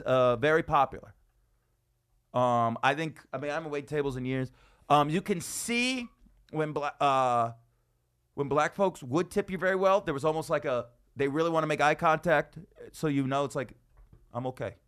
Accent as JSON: {"language": "English", "town": "Las Vegas", "region": "Nevada", "country": "United States", "tie": "born or raised there", "said": "Vegas is my hometown"}